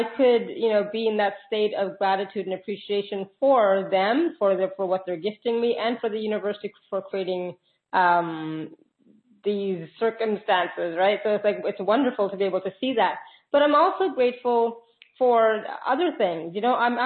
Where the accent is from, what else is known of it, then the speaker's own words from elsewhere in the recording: Canada; I'm Canadian